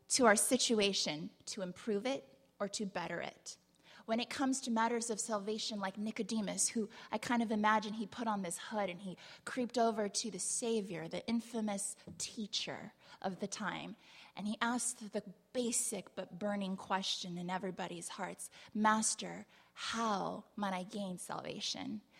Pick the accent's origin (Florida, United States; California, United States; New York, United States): California, United States; San Diego; I grew up in San Diego, kind of, sort of, but not really.